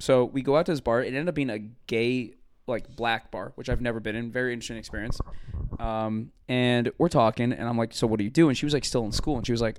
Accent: Cleveland, Ohio, United States; I'm from Cleveland.

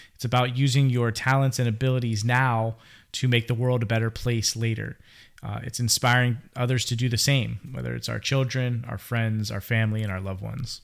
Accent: Pittsburgh, Pennsylvania, United States; now in Florida, United States; I am originally from Pittsburgh, Pennsylvania, born and bred

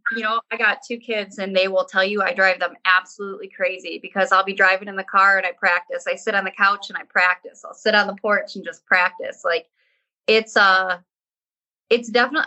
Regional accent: Great Lakes, United States; I grew up on the Great Lakes

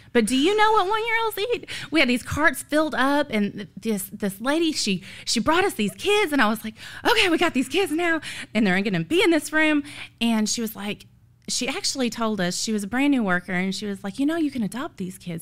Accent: Illinois, United States; moved away; I'm from Illinois, so I have zero family here.

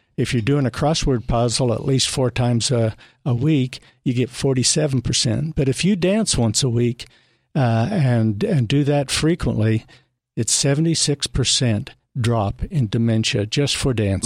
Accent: northern Utah, United States; I'm a native Utahn from northern Utah and moved down, uh, here in nineteen ninety-two

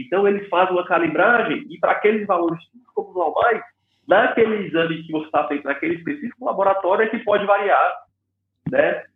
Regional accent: Fortaleza, Ceará, Brazil; moved away as an adult; also born or lived in United States; Eu sou originalmente aqui do, do, de Fortaleza, do Ceará

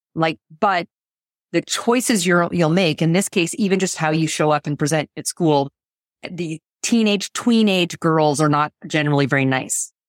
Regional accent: Canada; moved away as an adult; now in United States; born in Canada

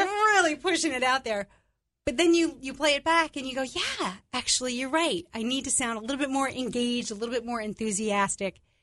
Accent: New York, United States; I'm Italian. I'm from New York.

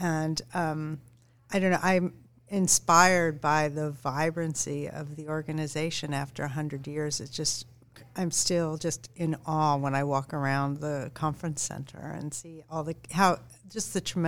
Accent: San Diego, California, United States; now in New York City, United States; I grew up in San Diego

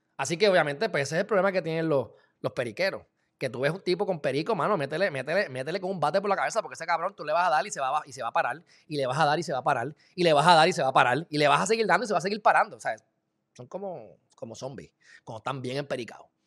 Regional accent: Loíza, Puerto Rico; yo me crié en Loiza

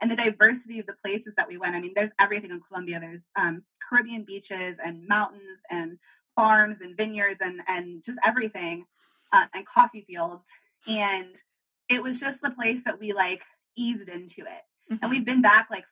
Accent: California, United States; I'm from California

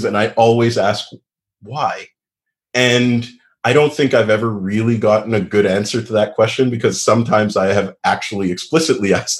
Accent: Montreal, Quebec, Canada; I grew up in a Anglophone area of Montreal that was mostly a suburb

